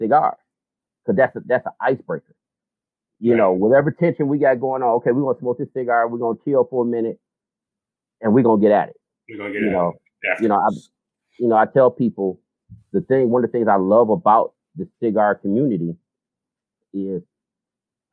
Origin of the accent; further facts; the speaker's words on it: Detroit, Michigan, United States; Born and raised, man. I've been here my whole life